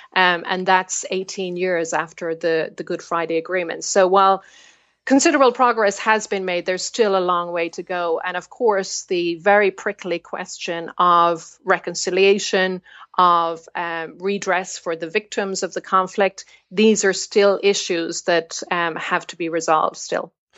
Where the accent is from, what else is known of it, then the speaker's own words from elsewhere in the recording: Ireland; moved away as an adult; also born or lived in Belfast; growing up in the Republic